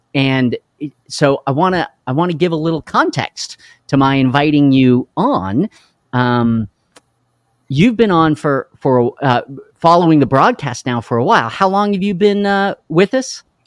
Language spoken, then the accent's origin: English; Carlsbad, New Mexico, United States; I grew up in Carlsbad, New Mexico.